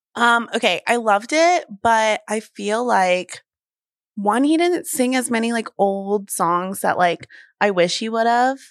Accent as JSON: {"language": "English", "region": "the South", "country": "United States", "tie": "born or raised there", "said": "I grew up in the South"}